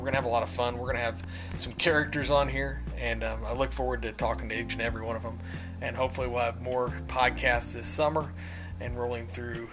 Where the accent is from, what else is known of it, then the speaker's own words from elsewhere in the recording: United States; moved away; growing up in Boone County